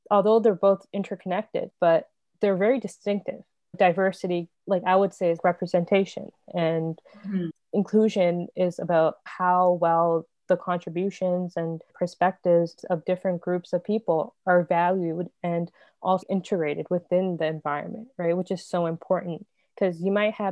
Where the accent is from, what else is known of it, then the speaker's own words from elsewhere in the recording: Markham, Ontario, Canada; also born or lived in Toronto; I was born in Toronto, raised in Markham